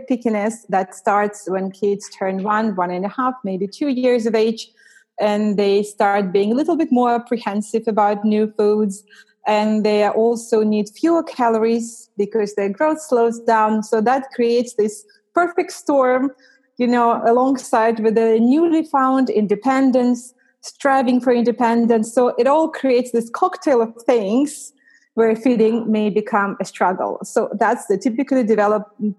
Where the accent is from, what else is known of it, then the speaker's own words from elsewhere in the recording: Russia; also born or lived in United States / Canada; now in London, United Kingdom; I'm from Russia originally.